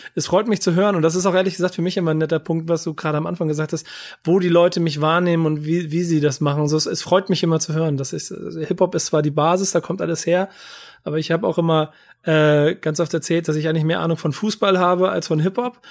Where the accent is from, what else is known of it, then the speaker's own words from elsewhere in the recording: Hamburg, Germany; Ich bin Hamburger und ich bin auch durch und durch Hamburger